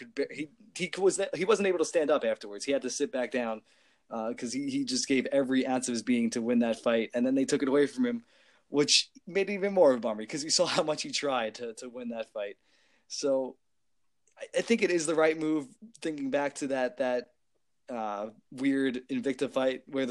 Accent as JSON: {"language": "English", "area": "Long Island", "region": "New York", "country": "United States", "said": "I'm from Long Island"}